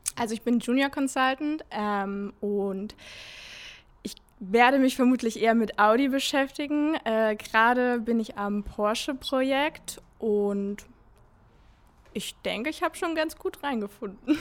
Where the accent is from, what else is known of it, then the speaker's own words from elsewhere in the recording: near Giessen, Central Hesse, Germany; moved away as an adult; also born or lived in Stuttgart / Pforzheim / Hamburg; now in Ingolstadt, Germany; komme gebürtig aus der Nähe von Gießen, aus Mittelhessen